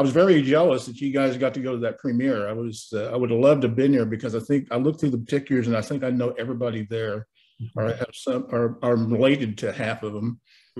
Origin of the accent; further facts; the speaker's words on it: McIntosh County, Oklahoma, United States; also born or lived in Wisconsin / Eufaula, Oklahoma; native of Oklahoma, born on a Menominee reservation in Wisconsin. I'm Menominee, Creek, Potawatomi, equal parts, 1/8 of each. And I grew up around in McIntosh County, not far from Okmulgee, where Reservation Dogs has been filmed.